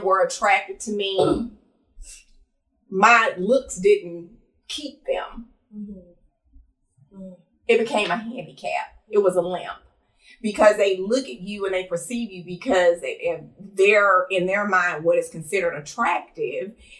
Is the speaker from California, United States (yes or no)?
yes; Los Angeles, California, United States; I grew up in Los Angeles, California, land of the skinny and light skin